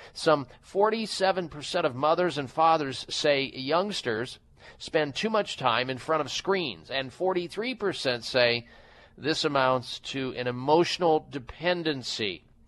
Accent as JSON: {"language": "English", "region": "Midwest", "country": "United States", "tie": "born or raised there", "moved": "yes", "said": "growing up in the Midwest"}